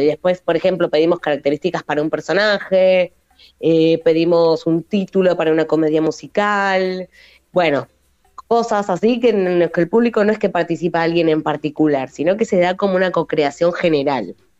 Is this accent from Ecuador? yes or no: no; Buenos Aires, Argentina; moved away as an adult; now in western Greater Buenos Aires, Argentina; yo soy porteña, pero ahora viviendo en el oeste